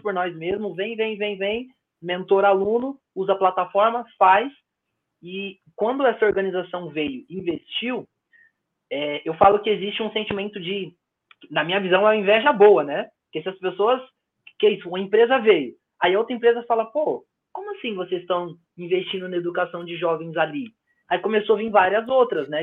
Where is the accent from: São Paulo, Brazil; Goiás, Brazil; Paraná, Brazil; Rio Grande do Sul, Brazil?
São Paulo, Brazil; nas nossas quebradas, no Jardim Brasil, onde eu cresci